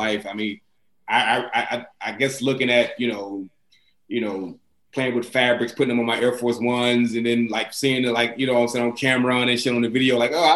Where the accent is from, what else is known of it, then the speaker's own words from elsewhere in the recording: White Hall, Arkansas, United States; moved away as an adult; also born or lived in Chicago; now in New York City, United States; I live in New York City, me and my wife and my daughter, but I'm from Arkansas